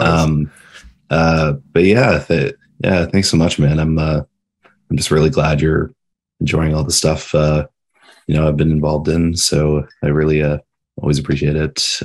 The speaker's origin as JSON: {"language": "English", "town": "London", "region": "Ontario", "country": "Canada", "said": "I'm from I'm from the Ontario, London"}